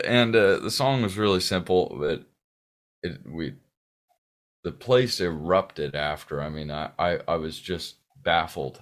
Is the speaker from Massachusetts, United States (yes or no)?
no; Pasadena, California, United States; born or raised there; also born or lived in Sierra Madre